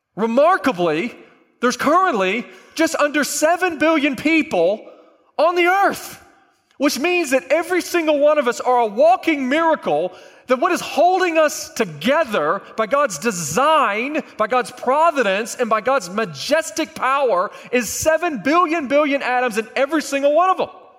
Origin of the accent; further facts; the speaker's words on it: Oklahoma, United States; I'm a flatlander. I'm from Oklahoma.